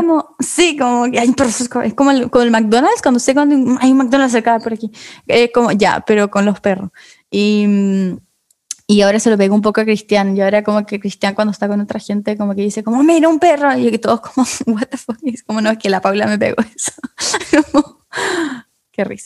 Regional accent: Chile; nací en Chile

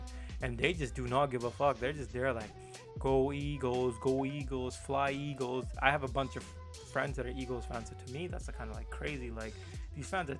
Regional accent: India; I'm Indian

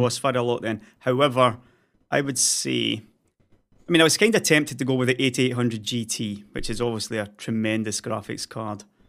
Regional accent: Scotland, United Kingdom; now in Sweden; being a Scotsman

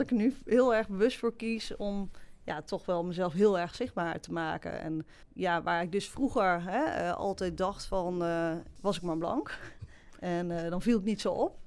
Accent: Varik, Gelderland, Netherlands; also born or lived in Sri Lanka; Ik ben geadopteerd. Hè, ik ben opgegroeid in de Betuwe, in Varik

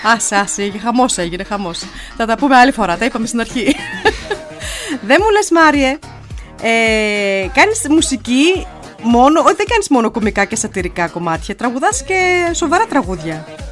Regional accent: Evros, Eastern Macedonia and Thrace, Greece; now in Nuremberg, Germany; Εγώ από τον Εύρο. Εμεί είμαστε από τον Εύρο

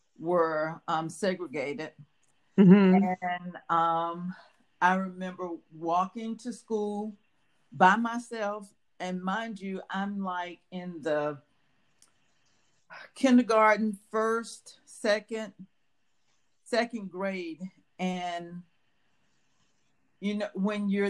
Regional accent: Rocky Mount, North Carolina, United States; also born or lived in Richmond, Virginia / Greenville, North Carolina; I was born here in Rocky Mount. After about a year or so, my family moved to Richmond, Virginia. And after living there for about 8 years, my mom and my brother and sister and I, we came back to North Carolina, Rocky Mount

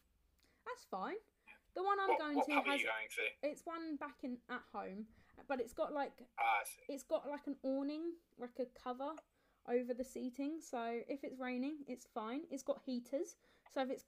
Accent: Kent, South East England, United Kingdom; I'm from Kent

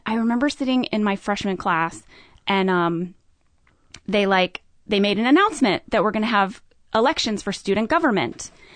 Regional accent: St. Louis, Missouri, United States; I grew up in Saint Louis, Missouri.

